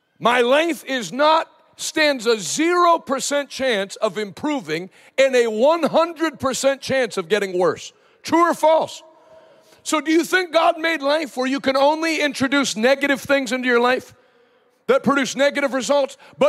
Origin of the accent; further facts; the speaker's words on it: Pittsburgh, Pennsylvania, United States; I'm from Pittsburgh. I live in Pittsburgh now, most, you know, a few days a year